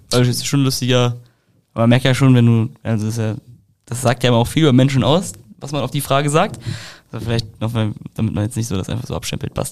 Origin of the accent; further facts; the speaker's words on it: Leverkusen, North Rhine-Westphalia, Germany; Ja, aber ich komme halt aus Leverkusen, das ist ja neben Köln.